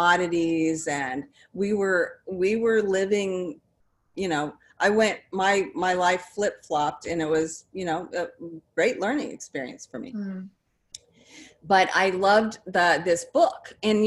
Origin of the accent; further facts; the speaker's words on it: New Jersey, United States; also born or lived in Nebraska; We were transferred to New Jersey from, you know, I was born in Nebraska